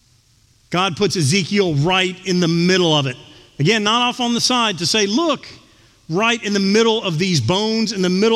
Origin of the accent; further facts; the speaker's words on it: Houston, Texas, United States; growing up in Texas